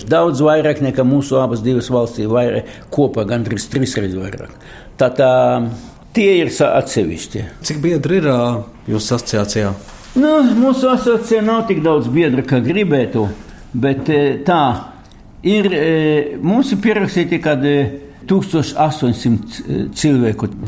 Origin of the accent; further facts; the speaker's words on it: Latgale, Latvia; Valka tas ir vidzeme, un es esmu Čangals no Latgales.